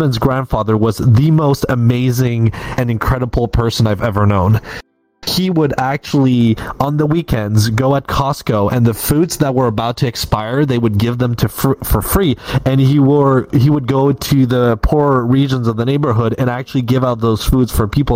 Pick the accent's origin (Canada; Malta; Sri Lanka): Canada; Perks of being Canadian